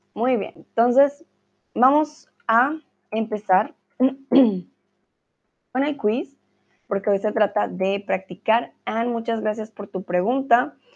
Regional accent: Colombia; now in Germany; estoy en mi hogar en Alemania, ¿vale? Pero soy de Colombia.

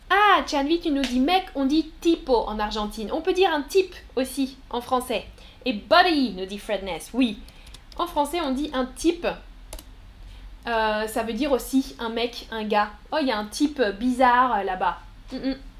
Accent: France; moved away as an adult; J'ai toujours habité en France. Je suis née en France et, euh, j'ai habité en France jusque, euh, récemment

